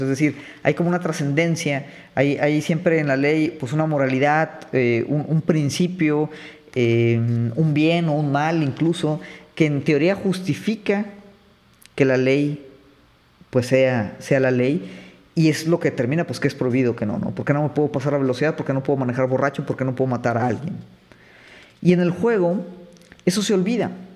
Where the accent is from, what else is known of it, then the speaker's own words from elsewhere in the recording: Mexico; nosotros tal vez como mexicanos